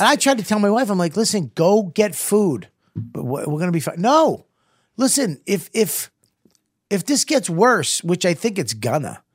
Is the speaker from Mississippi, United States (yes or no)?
no; Medford, Massachusetts, United States; I was from Medford